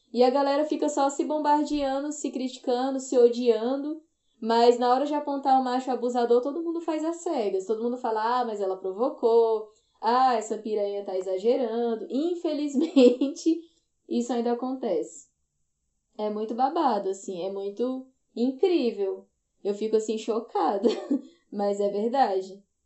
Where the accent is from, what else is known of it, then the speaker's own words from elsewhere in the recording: Ceará, Brazil; now in Brasília, Brazil; eu sou nordestina, né? Eu sou do Ceará, mas moro em Brasília há muito tempo.